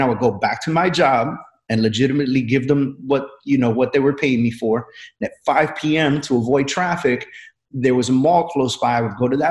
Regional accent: New York City, New York, United States; I grew up in New York City

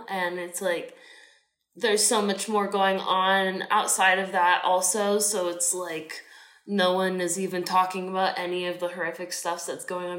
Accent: United States; also born or lived in England; I'm from America. Like, you hear my voice. You've heard my voice this whole time.

